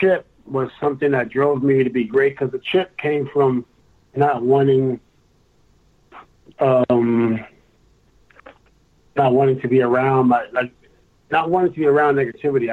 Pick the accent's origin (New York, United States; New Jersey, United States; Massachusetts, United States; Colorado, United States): New York, United States; I'm from New York